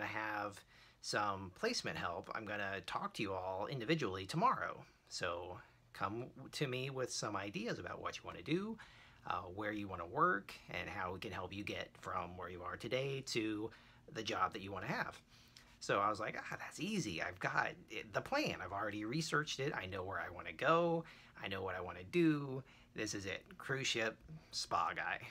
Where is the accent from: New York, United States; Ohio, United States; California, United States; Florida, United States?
Florida, United States; Rockledge; Rockledge, Florida, where I grew up, tiny little nowhere town